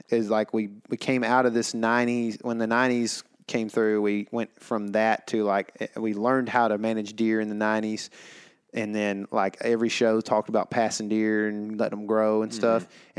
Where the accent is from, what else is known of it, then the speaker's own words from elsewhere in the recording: Saskatchewan, Canada; I always wanted to hunt whitetail growing up in Saskatchewan.